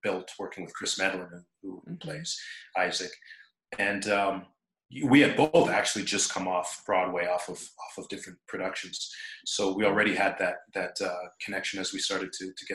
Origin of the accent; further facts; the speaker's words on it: Trinidad & Tobago; We're both from Trinidad